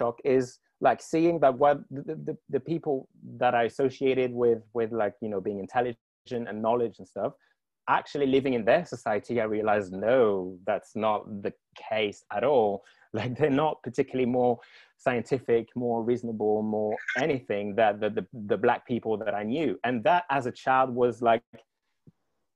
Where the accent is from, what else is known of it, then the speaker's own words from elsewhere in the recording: Guadeloupe; moved away; I grew up in the Caribbean, in the French Caribbean